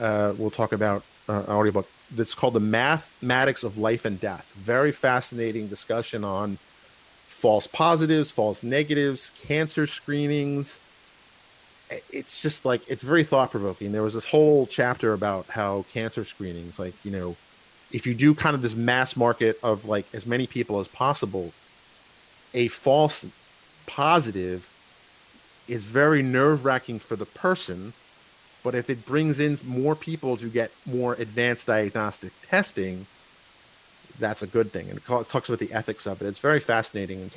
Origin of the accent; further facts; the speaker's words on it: New York City, New York, United States; I grew up in New York City